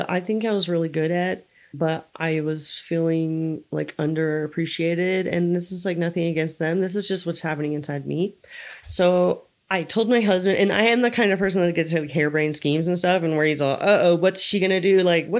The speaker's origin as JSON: {"language": "English", "region": "California", "country": "United States", "lives_now": "Lake Tahoe, United States", "said": "I came from the Bay Area. I had a huge friend circle. I came to Tahoe and it's really hard to meet people here."}